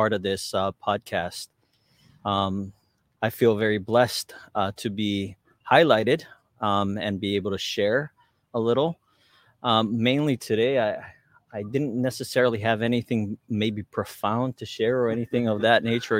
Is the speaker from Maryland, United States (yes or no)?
no; Hauula, Hawaii, United States; I was born and raised here in Hawaii. I was born at Kahuku Hospital, raised in Haula